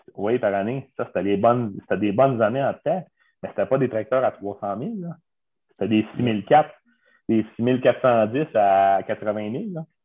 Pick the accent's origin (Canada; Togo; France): Canada; Montérégie, Quebec; moi, je suis natif de Hopton, à Montérégie.